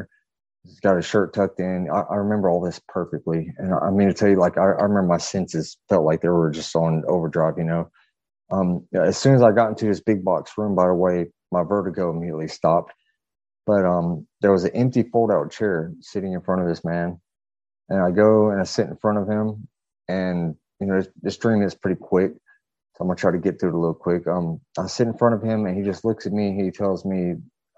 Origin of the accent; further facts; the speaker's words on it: Fayetteville, North Carolina, United States; I'm from North Carolina. Originally from Fayetteville, North Carolina. I grew up about a mile away from the Bledsoe family